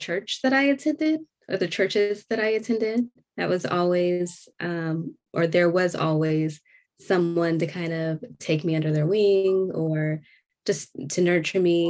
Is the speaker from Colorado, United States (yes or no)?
no; Orange County, California, United States; moved away as an adult; also born or lived in Torrance, California; now in Georgia, United States; I was born in Torrance, but I primarily grew up in Orange County